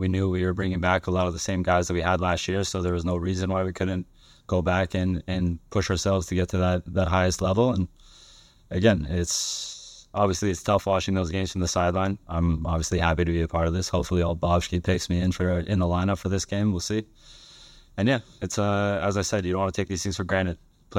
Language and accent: English; Sweden; English is a second language; I don't come from the same background as Bex. I come from Sweden, so I knew nothing about the league or the teams or anything about Canadian soccer at all